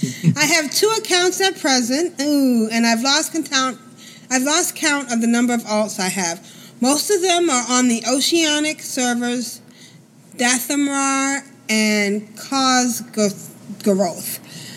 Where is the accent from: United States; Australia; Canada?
Australia; A bit about me. I come from Australia, just like Lita and Asheo.